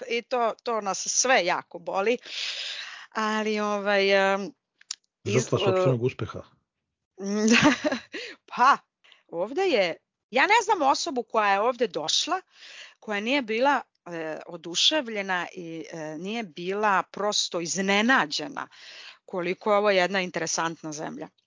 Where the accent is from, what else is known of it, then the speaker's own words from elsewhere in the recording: Serbia; now in Tel Aviv, Israel; Mene pitao, ok, odakle si? Ja kažem iz Srbije, dobro.